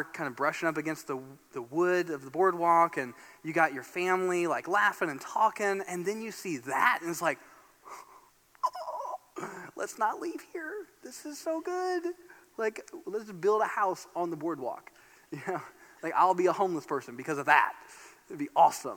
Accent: Fort Wayne, Indiana, United States; I grew up in Indiana, in Fort Wayne, Indiana, northeast Indiana

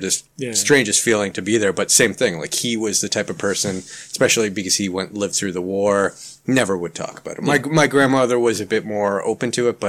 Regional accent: Toronto, Ontario, Canada; first language Ukrainian; English is a second language; I was born in Toronto

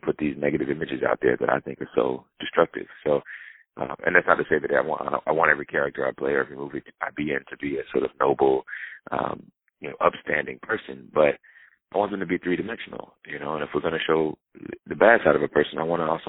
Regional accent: the South, United States; where I grew up in the South

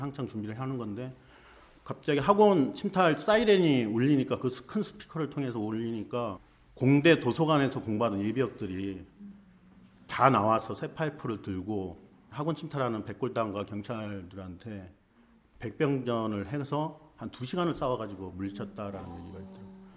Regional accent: Goheung, South Jeolla, South Korea; moved away as an adult; 고향은 전라남도 고흥이에요

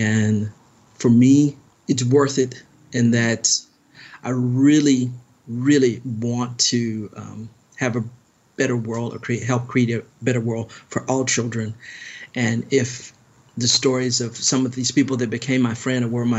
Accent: Germany; born there; I particularly studied Germany because I was born in Germany. My father was in the military

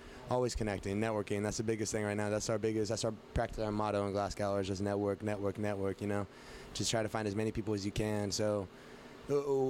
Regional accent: Fresno, California, United States; we come from Fresno

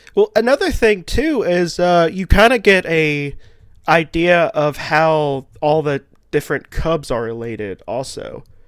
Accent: the South, United States; I also live in the south and grew up in the holler

